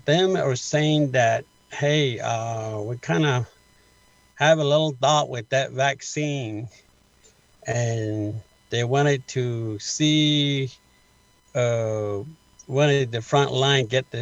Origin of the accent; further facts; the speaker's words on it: Many Farms, Arizona, United States; I was born and raised in many farms as a traditional culture way